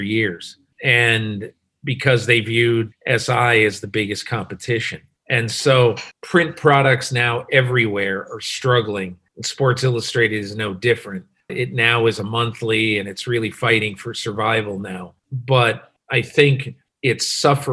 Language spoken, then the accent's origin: English; Connecticut, United States; moved away as an adult; also born or lived in Ohio; I grew up in Connecticut, a little state in northeastern United States